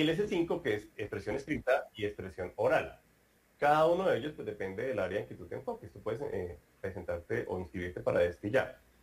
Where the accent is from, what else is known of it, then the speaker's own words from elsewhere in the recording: Colombia; now in Brazil; un colombiano, que soy yo